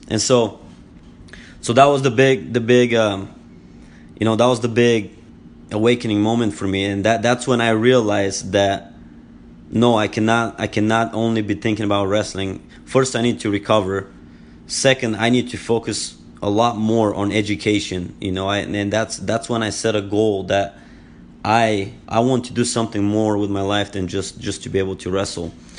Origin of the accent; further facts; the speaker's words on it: Bulgaria; English is a second language; moved away as an adult; now in United States; I was born and raised, uh, in Bulgaria. Uh, I am from Bulgaria, and I've lived here in the United States for twelve years